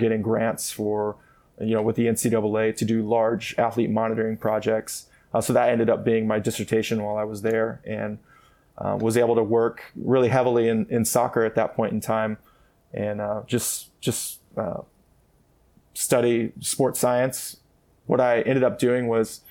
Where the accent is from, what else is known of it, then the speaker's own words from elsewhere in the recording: Columbia, Missouri, United States; moved away; I'm originally from Columbia, Missouri